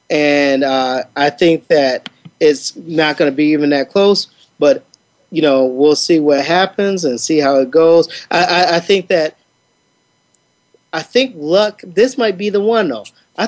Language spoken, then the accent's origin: English; Midwest, United States; I'm from the Midwest.